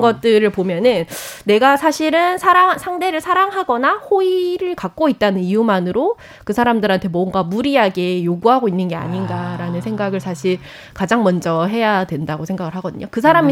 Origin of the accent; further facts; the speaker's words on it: Gyeongsang, South Korea; 저는 좀 경상도 출신이기도 한데